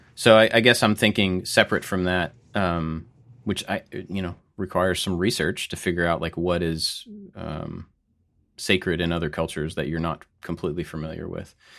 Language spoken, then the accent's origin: English; United States; we are three white guys. We are American, just regular white guys